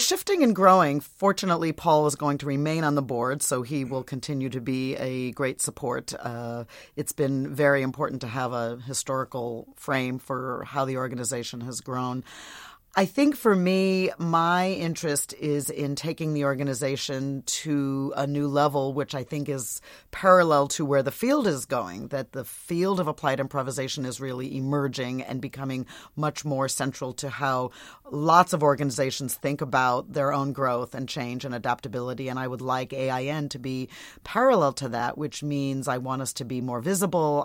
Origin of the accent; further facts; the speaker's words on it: Portland, Oregon, United States; my hometown of Portland, Oregon